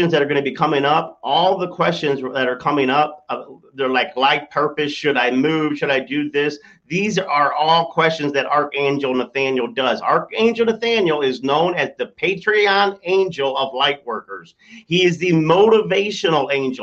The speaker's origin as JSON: {"language": "English", "region": "Michigan", "country": "United States", "said": "I'm from Michigan"}